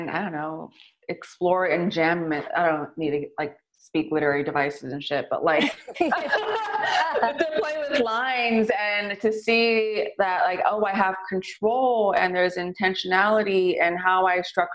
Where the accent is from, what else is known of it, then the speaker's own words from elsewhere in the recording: San Francisco, California, United States; growing up in the Excelsior